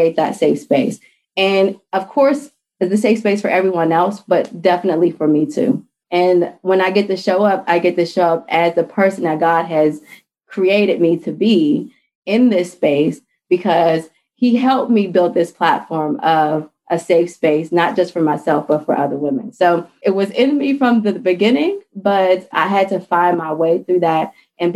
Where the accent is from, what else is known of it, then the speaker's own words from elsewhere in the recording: Pittsburgh, Pennsylvania, United States; moved away as an adult; also born or lived in DMV area (Washington, D.C. metropolitan area); now in Washington, D.C. area, United States; I'm originally from Pittsburgh, Pennsylvania, and I moved to the DMV area chasing after my fiance at the time